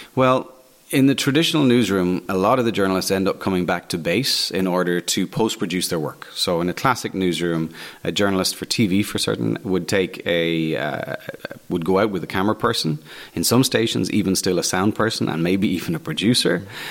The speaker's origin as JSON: {"language": "English", "town": "Waterford", "region": "Munster", "country": "Ireland", "tie": "born or raised there", "said": "I am Irish. I was born in Waterford. I've basically spent my entire life living in Ireland."}